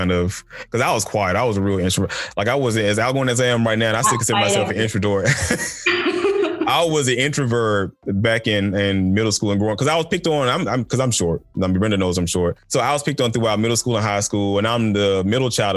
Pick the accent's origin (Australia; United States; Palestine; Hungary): United States; Macon, Georgia; also born or lived in Stone Mountain, Georgia / Atlanta, Georgia; growing up in Stone Mountain and growing up coming out of Macon, Georgia